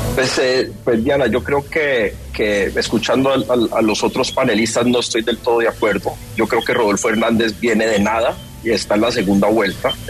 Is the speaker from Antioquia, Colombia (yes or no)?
no; Cali, Valle del Cauca, Colombia; yo soy de Cali, yo, me, lancé a la alcaldía de Cali